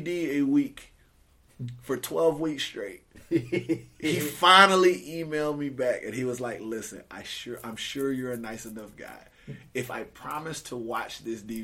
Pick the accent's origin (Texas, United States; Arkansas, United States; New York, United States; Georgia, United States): Georgia, United States; Augusta; moved away as an adult; now in United Kingdom; I'm also from, they call it the Soul City, Augusta, Georgia